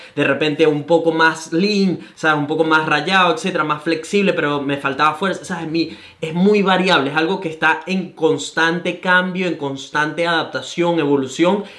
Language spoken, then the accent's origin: Spanish; Caracas, Capital District, Venezuela; now in Gold Coast, Australia